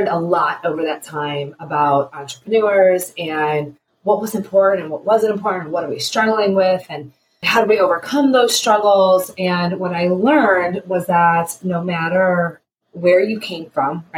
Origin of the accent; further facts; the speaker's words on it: Cleveland, Ohio, United States; I am a mama from Cleveland, Ohio.